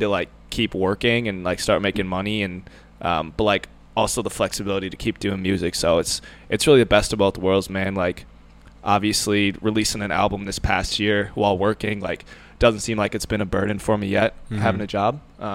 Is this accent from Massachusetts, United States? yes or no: no; Andover, Minnesota, United States; moved away as an adult; now in Charleston, South Carolina, United States; I grew up in Andover, Minnesota.